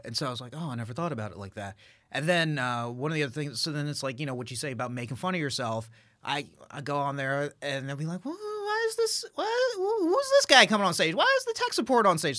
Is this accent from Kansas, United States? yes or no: no; Dallas, Texas, United States; being an Indian guy from Texas, from Dallas, Texas